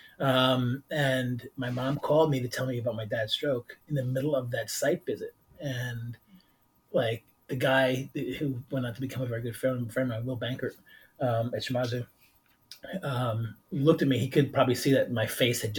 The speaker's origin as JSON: {"language": "English", "town": "Monsey", "region": "New York", "country": "United States", "tie": "born or raised there", "said": "I grew up in Muncie, New York, which was at the time was the largest Hasidim in the world"}